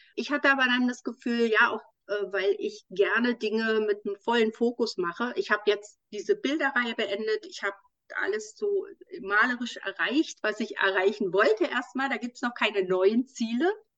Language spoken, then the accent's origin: German; Berlin, Germany; in meiner Heimatstadt